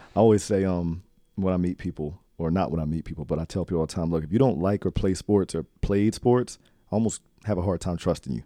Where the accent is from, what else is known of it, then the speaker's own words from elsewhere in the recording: Trenton, New Jersey, United States; I grew up in Trenton